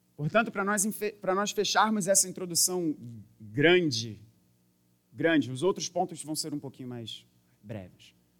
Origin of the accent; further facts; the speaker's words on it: Brazil; Somos brasileiros